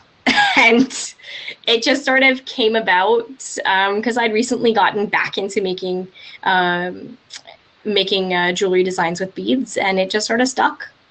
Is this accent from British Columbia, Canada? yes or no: yes; just outside of Vancouver, British Columbia, Canada; I'm I'm Canadian. I was born and raised in uh, in uh, just outside of Vancouver